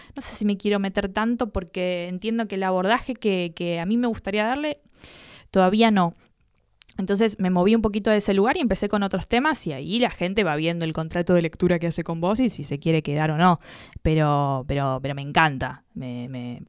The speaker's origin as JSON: {"language": "Spanish", "region": "Buenos Aires", "country": "Argentina", "tie": "born or raised there", "said": "porteñísima, porteñísima. Nací en Santa Fe y Puerredón, una cosa asquerosamente cheta"}